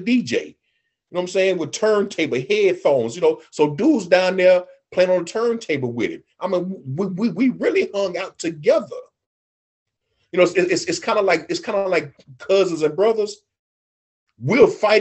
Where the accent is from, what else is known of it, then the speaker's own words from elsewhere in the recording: Lake Charles, Louisiana, United States; that's from my hometown, from the crib